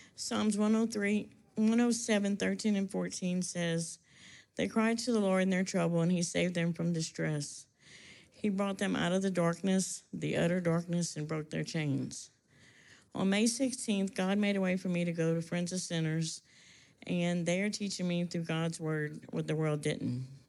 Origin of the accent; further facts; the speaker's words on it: Louisiana, United States; I'm from Louisiana, and I grew up in a family where drug use and phys- physical abuse was normal